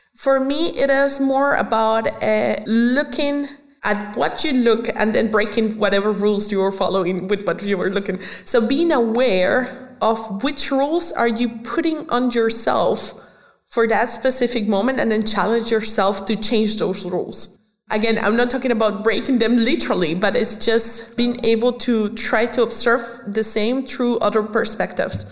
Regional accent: Venezuela; moved away as an adult; now in Germany; I was born in Venezuela. So when I was growing up, I was uh, basically a culture mixture

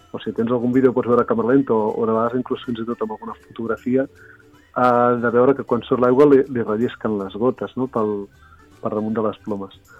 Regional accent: Reus, Catalonia, Spain; soc de Reus i faig alguna sortida aquí mateix a, a la ciutat

